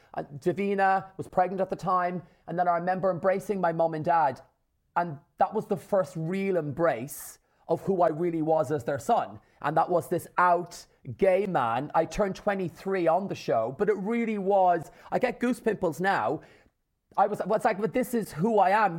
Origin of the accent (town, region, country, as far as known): Ireland; born or raised there